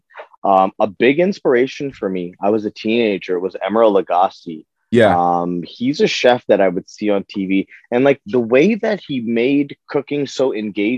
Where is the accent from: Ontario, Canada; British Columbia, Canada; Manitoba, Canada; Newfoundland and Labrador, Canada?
Ontario, Canada; Toronto; I was born in Toronto